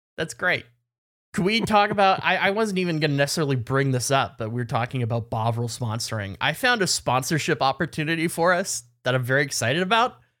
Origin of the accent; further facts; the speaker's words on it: Canada; as a Canadian